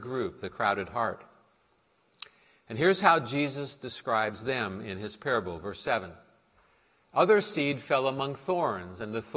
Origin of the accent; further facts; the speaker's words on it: Portland, United States; when I was growing up in Portland